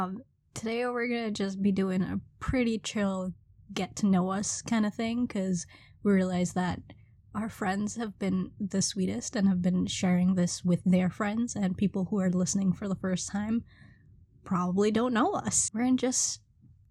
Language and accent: English; Trinidad & Tobago; also born or lived in Brooklyn, New York; now in New York, United States; I'm originally from Trinidad, was born, raised there for a bit, and then moved to Brooklyn, New York, and been here ever since.